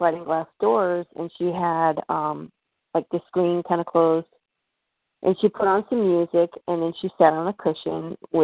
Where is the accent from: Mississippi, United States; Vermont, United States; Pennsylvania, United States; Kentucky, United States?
Vermont, United States; Bennington; I'm originally from Bennington, Vermont, and the town itself has a lot of mystery concerning it.